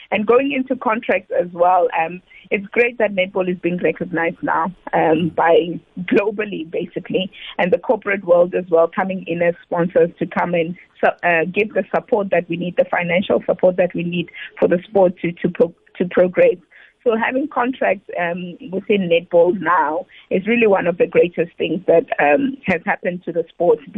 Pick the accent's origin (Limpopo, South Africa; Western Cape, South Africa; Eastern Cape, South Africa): Limpopo, South Africa; first language Tsonga; English is a second language; also born or lived in Mpumalanga; So I'm from Pumalanga, Bushbuck Ridge, actually, and I mm. speak Songa, not Zulu or Xhosa.